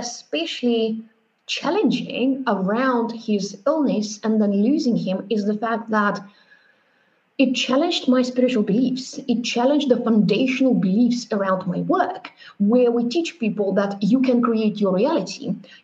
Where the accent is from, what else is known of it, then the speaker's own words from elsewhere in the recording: Moscow, Russia; now in Berlin, Germany; I grew up in Russia, in Moscow, with four grandparents, very close.